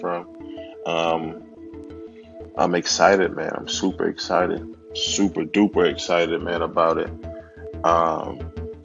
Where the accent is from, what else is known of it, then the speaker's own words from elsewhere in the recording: Yonkers, New York, United States; I grew up in Yonkers, New York, man, in a municipal housing project